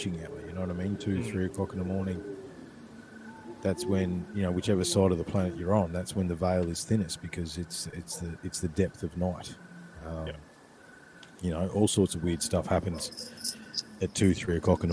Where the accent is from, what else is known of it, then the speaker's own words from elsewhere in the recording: Ballarat, Victoria, Australia; there was a track that used to run beside the creek where I grew up in Brown Hill